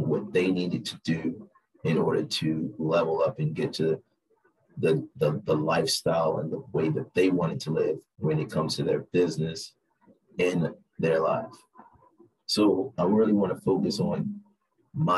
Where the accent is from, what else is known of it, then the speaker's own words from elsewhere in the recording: Baltimore, Maryland, United States; moved away as an adult; now in Las Vegas, United States; born and raised in Baltimore, me and Exquisite decided to move to from Baltimore to Las Vegas